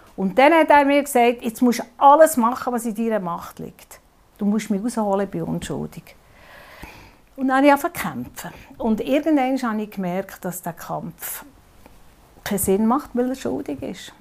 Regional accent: Bern, Switzerland; als Bernerin

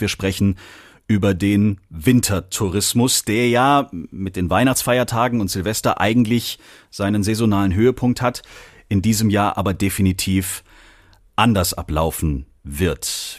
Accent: Germany; hier bei uns in Deutschland

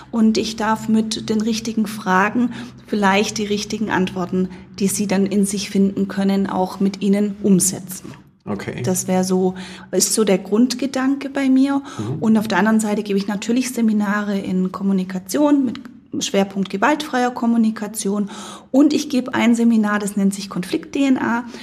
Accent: United States; now in Germany; ich bin Amerikanerin und ähm, wenn ich das, die, die Mentalität in Amerika sehe

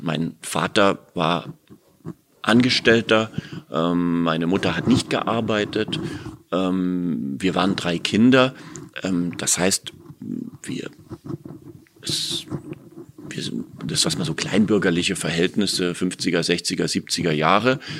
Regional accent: Berlin, Germany; als Berliner Ferienkind

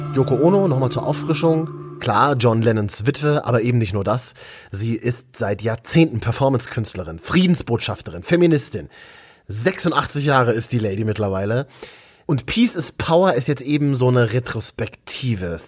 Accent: Berlin, Germany; also born or lived in Leipzig; Ich bin eigentlich Berliner, äh, pendel immer so ein bisschen hin und her, bin unter der Woche hier in Leipzig

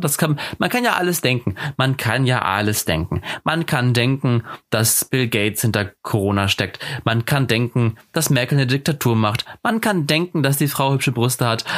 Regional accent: Germany; wie wir Deutschen

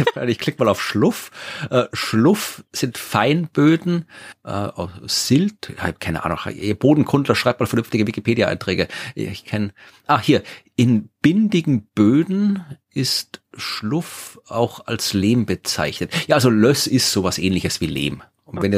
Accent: Furth bei Göttweig, Lower Austria, Austria; Niederösterreich zu finden sind, dem Bundesland, wo ich jetzt wohne und wo ich auch, äh, geboren und aufgewachsen bin

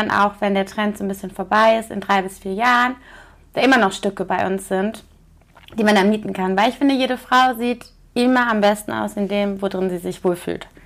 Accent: Cologne, North Rhine-Westphalia, Germany; Also wie gesagt, ich komme ja aus Köln

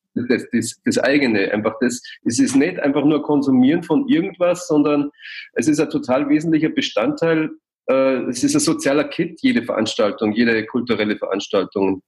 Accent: Passau, Bavaria, Germany; now in Munich, Germany; in Passau, wo ich herkomme

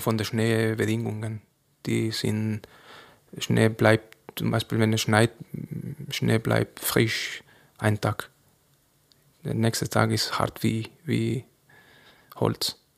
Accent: Cazorla, Andalusia, Spain; first language Spanish; German is a second language; moved away as an adult; also born or lived in Granada; now in Andelsbuch, Austria; wo ich geboren bin in Cazorla, im Winter ist es sehr kalt

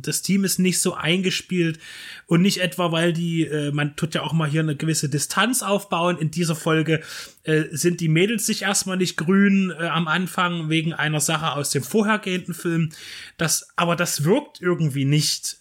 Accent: Dresden, Saxony, Germany; als Dresdner

